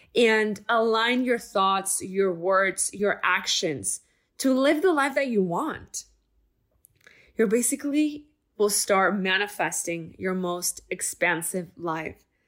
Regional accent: El Paso, Texas, United States; moved away; I was in my hometown in El Paso, Texas

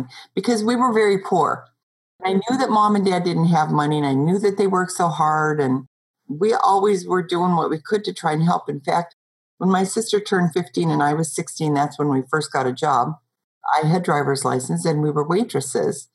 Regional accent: Montana, United States; I grew up in Montana in the outback next to the mountains

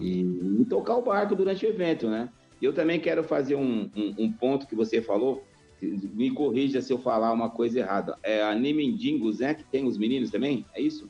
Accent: São Paulo, Brazil; eu sou paulistano

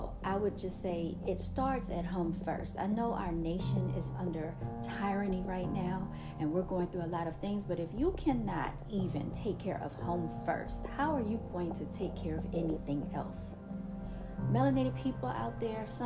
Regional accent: United States; We are the natives, okay, of this land.

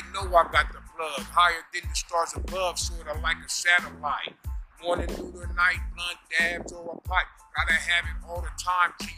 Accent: San Diego, California, United States; we are from San Diego

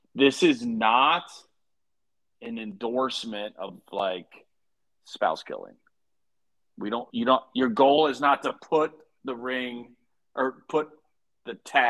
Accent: Columbus, Ohio, United States; also born or lived in Lexington, Kentucky; So I was born in Lexington, Kentucky, but ultimately kind of grew up in Central Ohio.

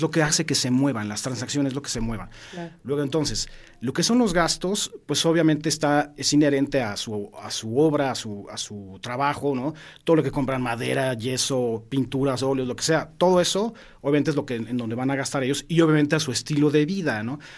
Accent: Mexico; como mexicanos

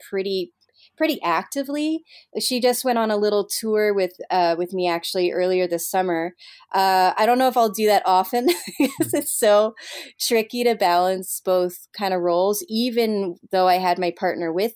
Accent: Montreal, Quebec, Canada; moved away as an adult; Montreal is my hometown

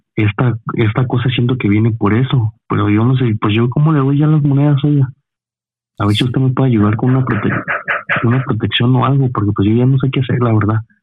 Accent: Veracruz, Mexico; now in Tlaxcala, Mexico; yo tengo poco viviendo, yo soy de Veracruz

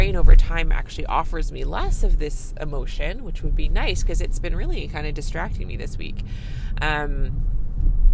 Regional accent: Canada; I'm a Canadian family physician

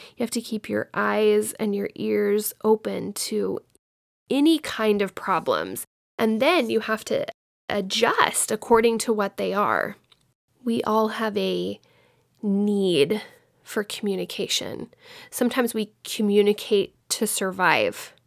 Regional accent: Dallas, Texas, United States; I grew up in Dallas, Fort Worth area

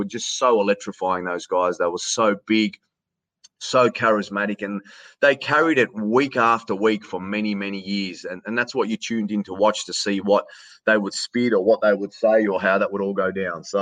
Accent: Queanbeyan, New South Wales, Australia; accent: Australian; in my hometown of Queanbeyan. So Queanbeyan is a, is a, is a little town, 40,000 people that sits just outside uh, the Australian Capital Territory

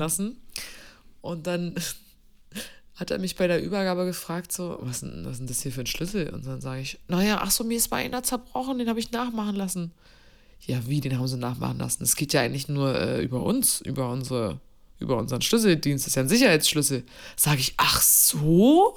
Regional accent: East Germany, Germany; ich komme aus dem Osten

